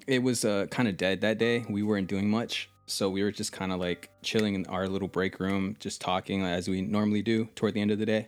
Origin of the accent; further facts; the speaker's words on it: United States; also born or lived in Texas; I'm from the United States of America